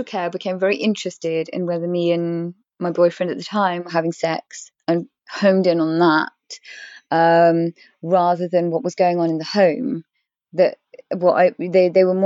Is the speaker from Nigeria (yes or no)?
no; England, United Kingdom; I am English. I was born and raised in this country.